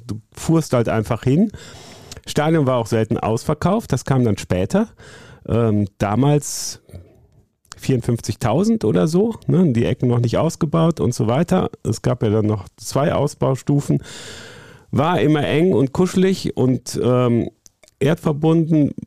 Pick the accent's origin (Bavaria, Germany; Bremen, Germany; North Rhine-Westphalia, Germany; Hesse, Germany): North Rhine-Westphalia, Germany; Bonn; Ich komme aus Bonn, aus dem Rheinland.